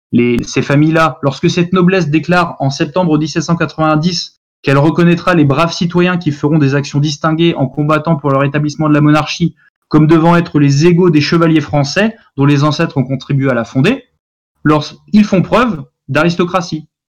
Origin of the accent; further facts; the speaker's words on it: France; nous sommes français